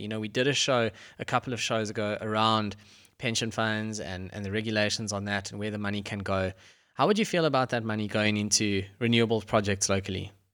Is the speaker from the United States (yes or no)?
no; Johannesburg, Gauteng, South Africa; when I grew up in Joburg